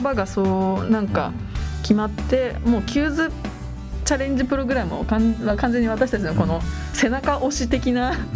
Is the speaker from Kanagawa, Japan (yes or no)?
yes; Oi, Kanagawa, Japan; 出身は神奈川県の大井町です